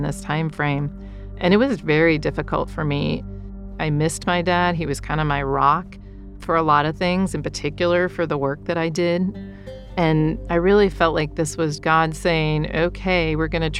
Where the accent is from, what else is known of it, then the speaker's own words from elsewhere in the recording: Northwest Ohio, United States; moved away as an adult; also born or lived in Ukraine; I grew up in Ohio, and the winters are hard